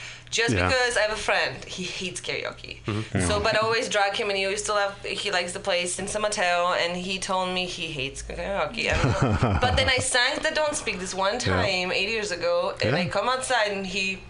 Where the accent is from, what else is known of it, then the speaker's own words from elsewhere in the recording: Poland; English is a second language; But it's okay. I'm from Poland. So.